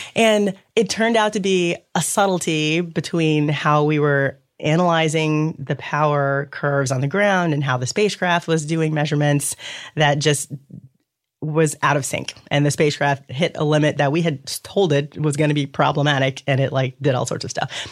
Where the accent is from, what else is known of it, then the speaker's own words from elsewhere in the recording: Louisville, Kentucky, United States; I grew up in Louisville, Kentucky